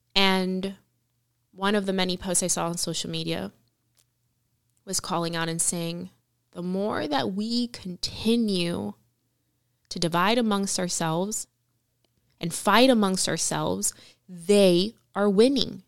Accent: Cuba; now in United States; in Cuba. And I was born there

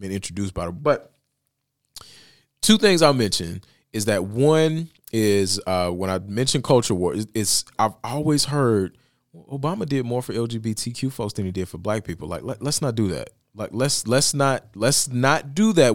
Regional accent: Bessemer, Alabama, United States; my hometown of Bessemer, Alabama

